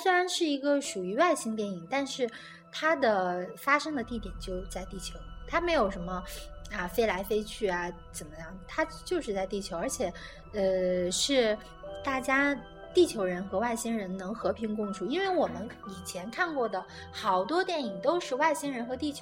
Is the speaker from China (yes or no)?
yes; China; 嗯，这也让我们中国人感觉看片子的时候，